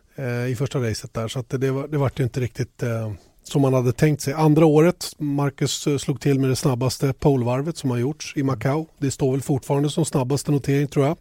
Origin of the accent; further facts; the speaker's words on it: Sweden; oss svenskar